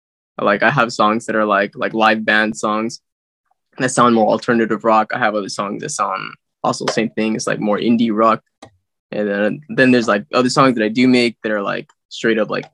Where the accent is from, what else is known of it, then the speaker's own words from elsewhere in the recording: San Bernardino, California, United States; now in Visalia, United States; I was born in California, San Bernardino.